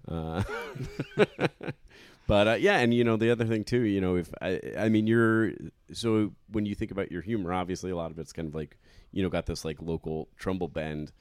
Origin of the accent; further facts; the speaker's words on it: Trumbull, Connecticut, United States; my hometown of Trumbull, Connecticut